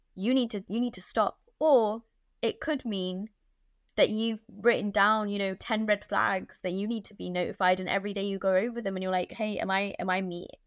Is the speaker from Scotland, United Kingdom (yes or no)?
no; London, United Kingdom; I'm like a Londoner